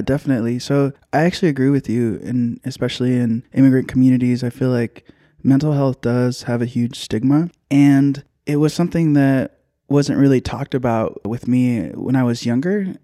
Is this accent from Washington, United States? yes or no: no; Union City, California, United States; also born or lived in Hayward; I was born in Hayward, uh, raised in Union City